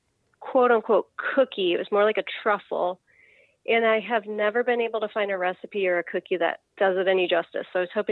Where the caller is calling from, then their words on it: Columbus, Ohio, United States; Columbus, Ohio.